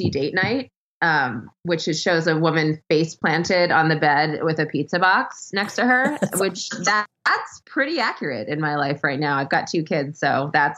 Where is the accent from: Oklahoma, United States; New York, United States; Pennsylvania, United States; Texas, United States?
New York, United States; New York City; moved away; I grew up in Manhattan in Hell's Kitchen